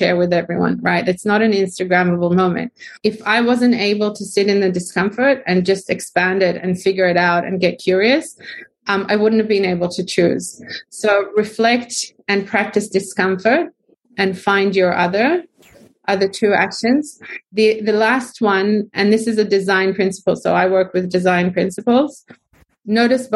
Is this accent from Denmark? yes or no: no; Israel; now in Australia; I'm Israeli